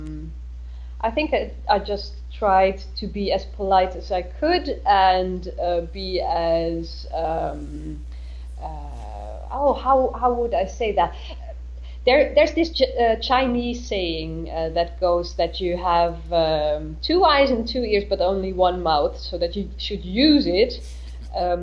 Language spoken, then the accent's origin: English; Netherlands; moved away as an adult; now in Berlin, Germany; as a Dutch person